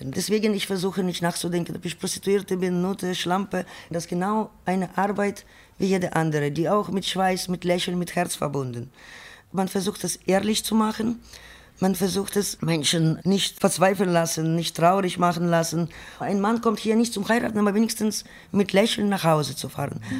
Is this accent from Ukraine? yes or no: yes; Ukraine; now in Germany; Ich komme aus Ukraine, bin 1994 nach Deutschland gekommen.